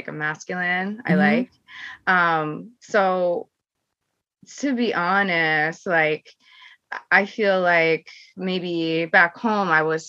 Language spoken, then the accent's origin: English; Seattle, Washington, United States; moved away as an adult; also born or lived in Sumida, Tokyo, Japan; now in Tokyo, Japan; I'm originally from Seattle, Washington.